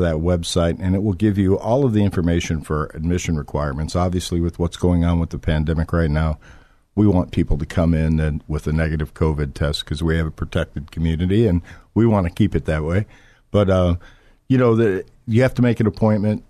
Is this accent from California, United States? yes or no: no; Florida, United States; moved away as an adult; also born or lived in Michigan; I was born in Florida and, uh, moved to Michigan when I was about eighteen years old